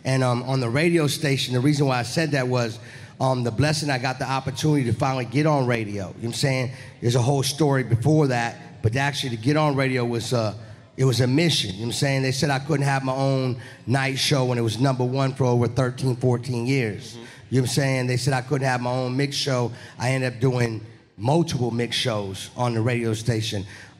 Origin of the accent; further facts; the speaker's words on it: Miami, Florida, United States; also born or lived in New Orleans; Yeah, I was born in New Orleans, but I was raised in Florida. I rep the 305 Miami. I've been in Miami for over 28 years.